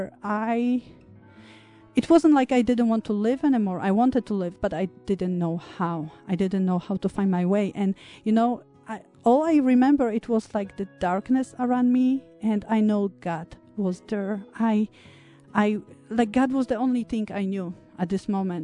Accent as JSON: {"language": "English", "country": "Poland", "tie": "born or raised there", "moved": "yes", "said": "I grew up in Poland"}